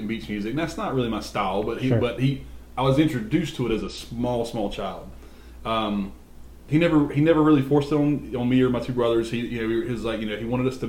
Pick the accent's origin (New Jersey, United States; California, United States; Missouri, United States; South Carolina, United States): South Carolina, United States; Bennettsville; We grew up in Bennettsville